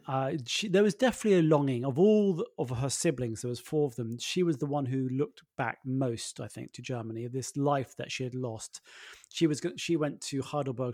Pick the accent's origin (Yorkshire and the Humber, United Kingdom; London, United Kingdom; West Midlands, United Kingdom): London, United Kingdom; I grew up in London